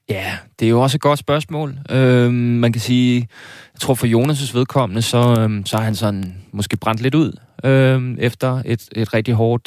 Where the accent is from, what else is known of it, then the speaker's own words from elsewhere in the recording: South Zealand, Denmark; jeg var nede fra Sydsjælland